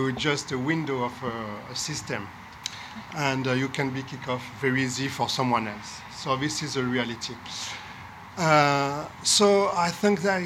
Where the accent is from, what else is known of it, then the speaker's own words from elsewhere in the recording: Marseille, Provence-Alpes-Côte d'Azur, France; English is a second language; I'm from Marseille